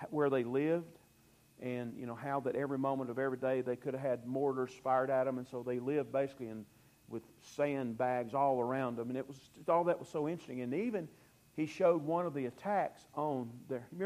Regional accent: Fairhope, Alabama, United States; born there; I was born in Fairhope, and so for years I spent my summers in Fairhope.

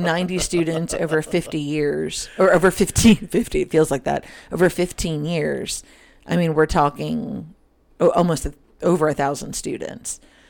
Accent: New Jersey, United States; now in West Virginia, United States; Where I grew up in New Jersey, it's not large, but the native population, their reserve is there. It's the Lenni Lenape people. They're a branch of the Delaware Indian.

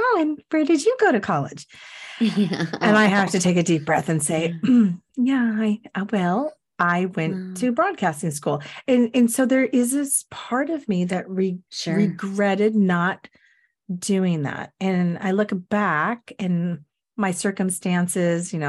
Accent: Everett, Washington, United States; I grew up in Everett in Cascade High School

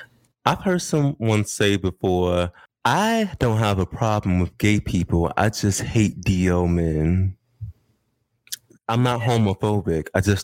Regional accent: United States; It's a try for me as an American.

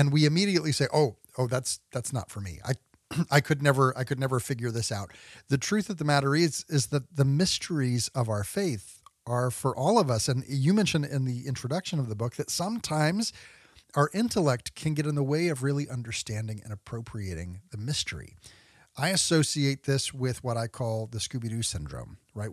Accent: Texas, United States; where I grew up out in Texas

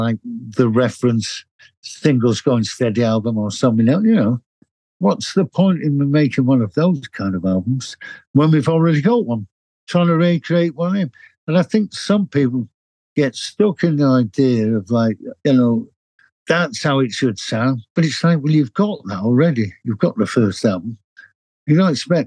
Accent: Manchester, North West England, United Kingdom; moved away as an adult; now in London, United Kingdom; I was born in Manchester

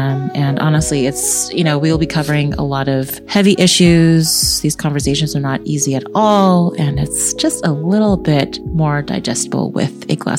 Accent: Tacoma, Washington, United States; moved away; So I grew up in Tacoma, Washington. It's right outside of Seattle, about 30 minutes out. I grew up in a very middle-class white neighborhood.

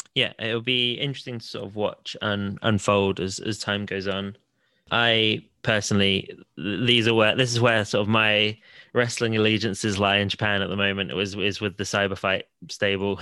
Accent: Salisbury, South West England, United Kingdom; my hometown of Salisbury

